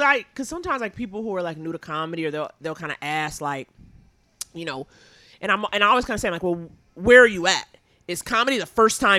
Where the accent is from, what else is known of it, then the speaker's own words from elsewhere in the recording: New York City, New York, United States; Born and raised in Harlem.